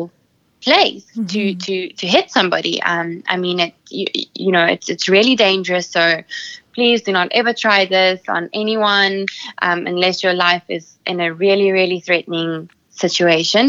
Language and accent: English; Sedgefield, Western Cape, South Africa; my hometown, Nel-Peters, Sedgefield in South Africa